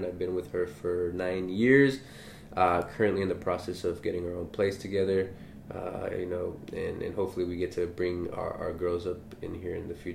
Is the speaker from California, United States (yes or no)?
yes; Los Angeles, California, United States; We're both from San Pedro